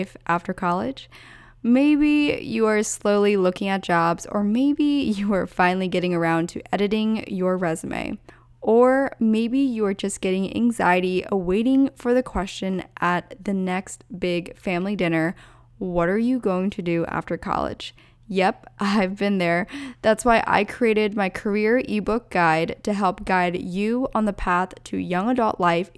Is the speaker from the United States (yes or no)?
yes; Pennsylvania, United States; moved away; Pennsylvania, my hometown, or my home state rather